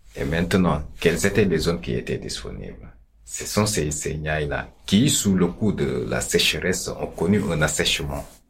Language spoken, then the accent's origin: French; Senegal; chez nous au Sénégal